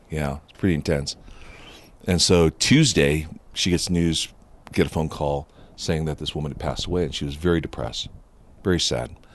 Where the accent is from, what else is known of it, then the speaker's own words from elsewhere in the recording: Upland, California, United States; first language Japanese; English is a second language; I grew up in Southern California in a Buddhist home